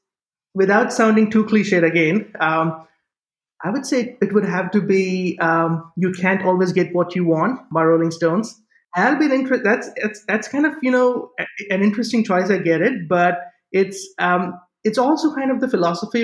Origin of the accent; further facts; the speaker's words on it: Mumbai, Maharashtra, India; moved away; I was born and raised in Mumbai, or as it was called back then, Bombay